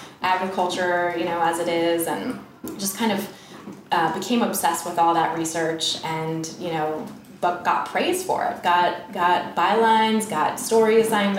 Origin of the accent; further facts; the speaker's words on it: Bay Area, California, United States; moved away as an adult; now in New York, United States; I'm actually from California, from the Bay Area, and I went to school out there